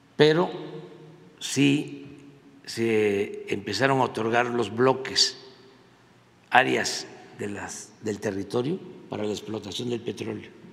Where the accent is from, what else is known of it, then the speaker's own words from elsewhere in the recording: Mexico; nosotros no somos así los mexicanos